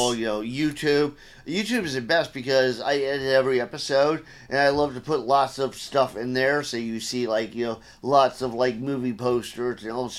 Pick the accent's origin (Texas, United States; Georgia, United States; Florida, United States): Florida, United States; Gainesville; This, well, everywhere, because my dad's Army. Oh, so okay. Most of this happened in Gainesville, Florida.